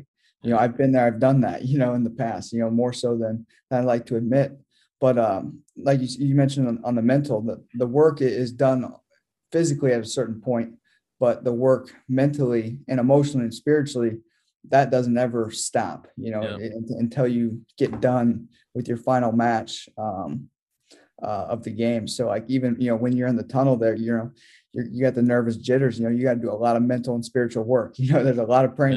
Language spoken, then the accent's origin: English; United States; as an American